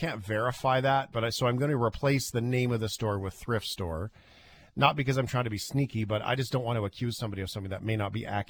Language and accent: English; Fort McMurray, Alberta, Canada; moved away; my hometown in Fort McMurray